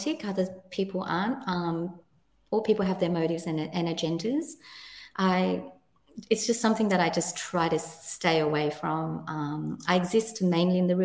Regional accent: Sydney, New South Wales, Australia; moved away as an adult; now in New Zealand; I feel that I am Australian, and now I'm a New Zealander

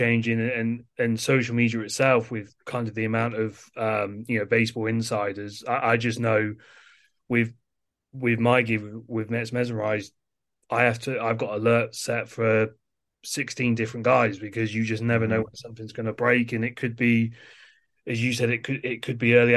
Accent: England, United Kingdom; growing up in England and just growing up around soccer

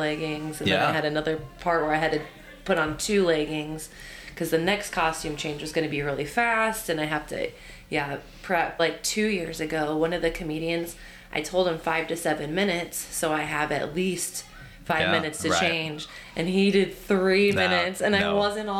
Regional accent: Omaha, Nebraska, United States; I grew up in Millard, so things are pretty sheltered out there

